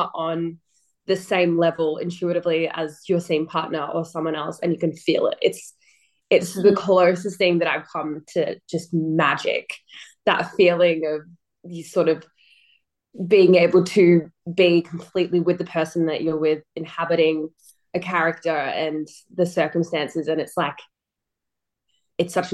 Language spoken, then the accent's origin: English; Melbourne, Victoria, Australia; Born and raised in Melbourne. So lived pretty much my whole life here.